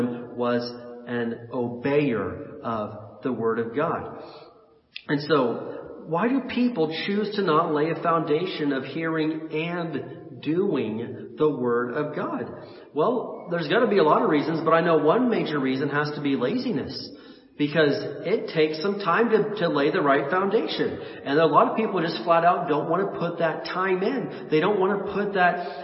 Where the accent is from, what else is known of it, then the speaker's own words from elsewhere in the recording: Indiana, United States; I was born and raised in Indiana